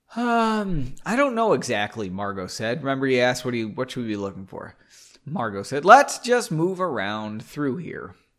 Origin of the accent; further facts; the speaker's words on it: United States; I'm American